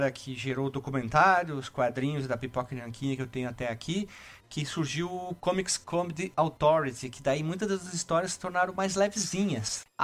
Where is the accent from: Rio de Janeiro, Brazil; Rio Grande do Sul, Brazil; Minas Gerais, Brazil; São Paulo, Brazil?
Rio Grande do Sul, Brazil; Frederico Westphalen; Quando eu era pequena, lá em Frederico Westphalen.